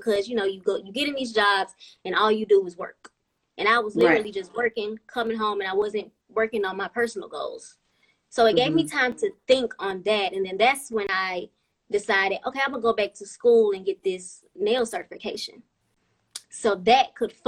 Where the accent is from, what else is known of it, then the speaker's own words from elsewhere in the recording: Mississippi, United States; moved away as an adult; now in Birmingham, United States; I'm originally from Mississippi